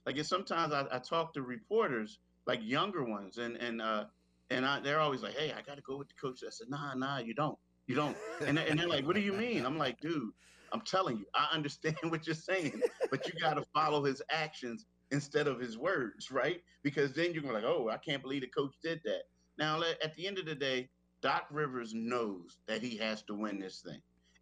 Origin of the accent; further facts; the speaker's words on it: Philadelphia, Pennsylvania, United States; moved away; I'm from the Philly area, but I moved away and came back